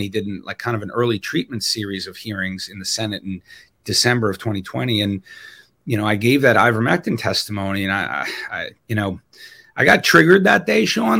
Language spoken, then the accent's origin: English; New York, United States; moved away; also born or lived in Wisconsin; I'm from New York